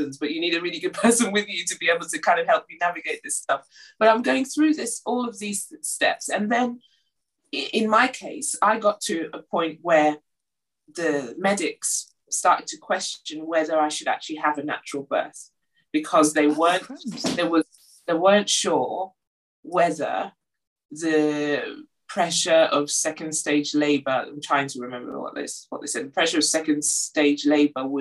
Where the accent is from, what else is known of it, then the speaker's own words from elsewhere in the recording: London, United Kingdom; moved away as an adult; now in Durham, United Kingdom; was born and brought up in London